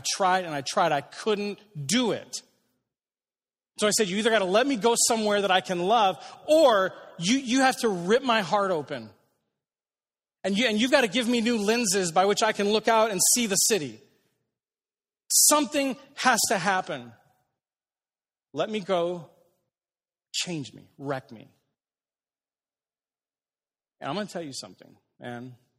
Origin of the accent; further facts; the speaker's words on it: Aurora, Illinois, United States; I didn't want to be in Aurora. I grew up in Aurora.